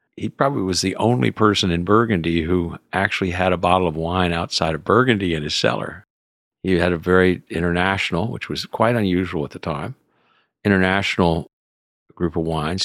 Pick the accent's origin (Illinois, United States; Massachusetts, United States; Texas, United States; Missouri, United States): Texas, United States; Houston; moved away as an adult; also born or lived in France; now in Napa County, United States; I was raised in Houston as a k, city kid